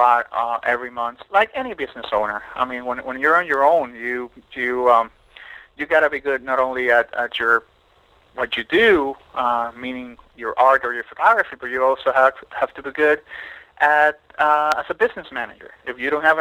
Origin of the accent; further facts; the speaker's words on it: Puerto Rico; also born or lived in Mexico; now in Miami, United States; I grew up on an island. I grew up in Puerto Rico